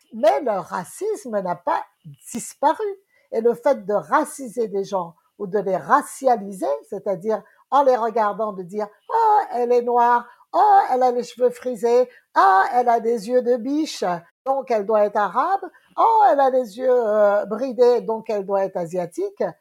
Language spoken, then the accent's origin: French; Guadeloupe; Moi, je suis de la Guadeloupe